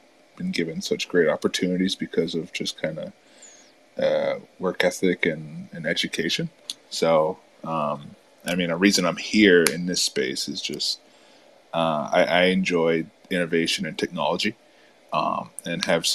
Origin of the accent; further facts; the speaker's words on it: upstate New York, United States; I'm from New York. So I'm from like upstate New York